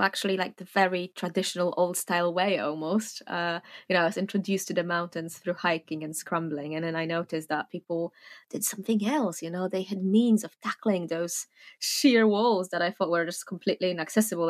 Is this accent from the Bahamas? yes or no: no; Warsaw, Masovian Voivodeship, Poland; moved away as an adult; now in Fontainebleau, France; I was born in Warsaw, Poland, where I lived until I was about twenty